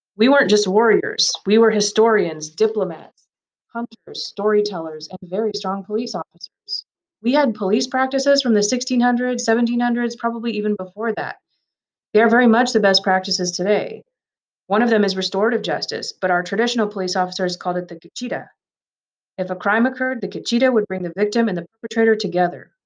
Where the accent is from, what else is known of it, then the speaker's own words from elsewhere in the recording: Pine Ridge Reservation, South Dakota, United States; I grew up on Pine Ridge Reservation, around an hour away from here